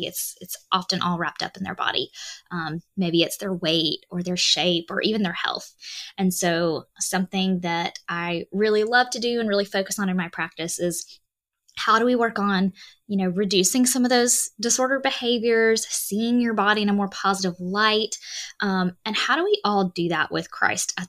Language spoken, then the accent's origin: English; Alabama, United States; I am a Southern girl. I'm from Alabama